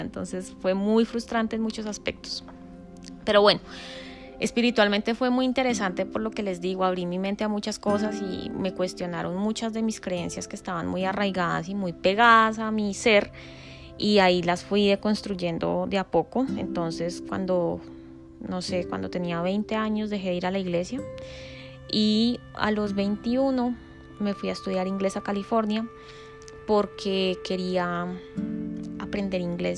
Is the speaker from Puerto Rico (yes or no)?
no; Colombia; moved away as an adult; also born or lived in Texas, United States; crecí en Colombia